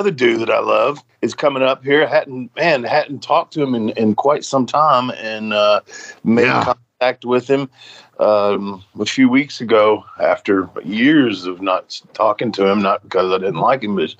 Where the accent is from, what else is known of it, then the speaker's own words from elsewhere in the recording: Nashville, Tennessee, United States; as a kid growing up in Nashville and watching Memphis wrestling